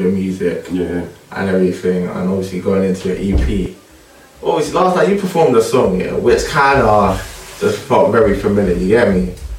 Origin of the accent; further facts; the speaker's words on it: United Kingdom; especially growing up like, inside the UK, like, being African was a bit of a struggle.